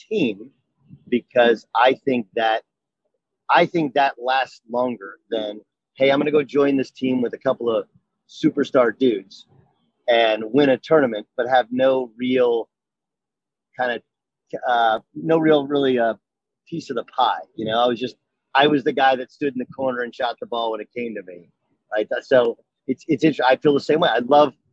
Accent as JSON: {"language": "English", "town": "Orange", "region": "California", "country": "United States", "tie": "born or raised there", "said": "I grew up in Orange, California"}